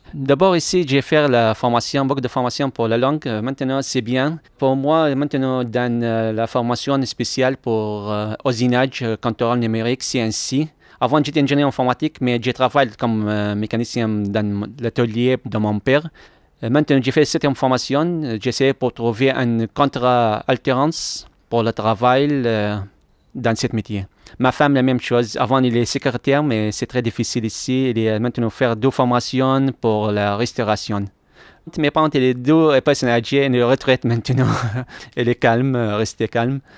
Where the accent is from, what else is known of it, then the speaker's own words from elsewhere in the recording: Mosul, Nineveh, Iraq; French is a second language; moved away as an adult; also born or lived in Kurdistan Region, Iraq; now in Lyon, France; mon pays, Mossoul.